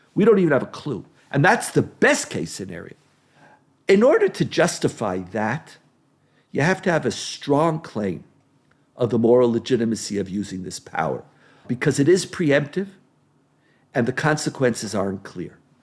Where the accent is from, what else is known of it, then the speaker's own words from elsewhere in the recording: Israel; I grew up in Israel where existential threats were part of what we lived with all the time